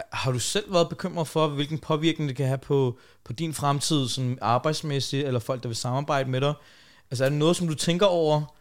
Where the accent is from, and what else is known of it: Denmark